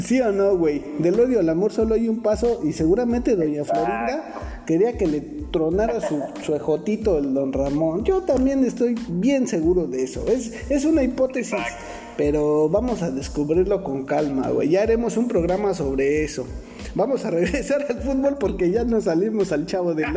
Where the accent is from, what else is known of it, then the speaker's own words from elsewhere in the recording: Mexico; also born or lived in Nezahualcóyotl (Riva Palacio) / Iztapalapa (Santiago Acahualtepec); yo crecí en la Chente Warrior, ahí en la Vicente Guerrero, güey, y después ah, me fui a Nesa York